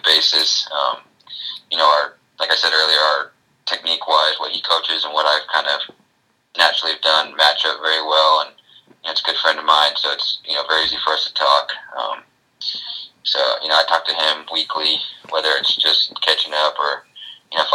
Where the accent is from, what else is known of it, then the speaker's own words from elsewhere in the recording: San Diego, California, United States; a person growing up in San Diego and going to games when I was little